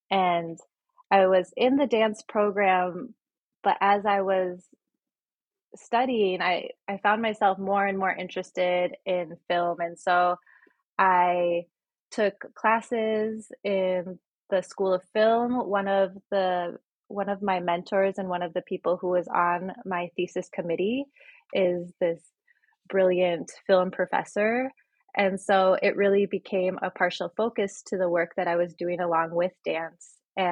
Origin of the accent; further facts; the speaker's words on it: Midwest, United States; also born or lived in Chicago / Illinois / Nebraska / Delaware; So I was born in Chicago and I grew up in the Midwest. I grew up in Illinois, Nebraska, jumped over to Delaware for a little bit, and then came back and I was in Wisconsin and spent a long time in Minnesota.